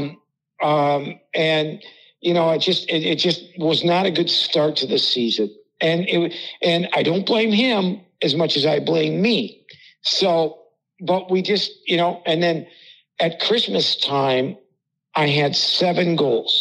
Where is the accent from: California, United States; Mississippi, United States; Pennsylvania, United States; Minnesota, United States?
Minnesota, United States; Hibbing; Scott Sandlin, who I grew up with in Hibbing.